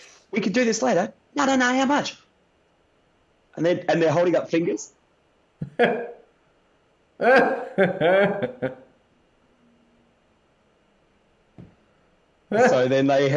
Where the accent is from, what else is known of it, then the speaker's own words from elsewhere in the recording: Australia; we're fucking Aussie blokes